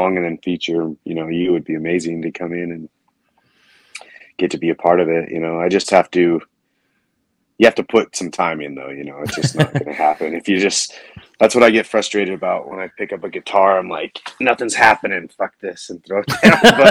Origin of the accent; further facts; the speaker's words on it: Orem, Utah, United States; I grew up in Orem, Utah.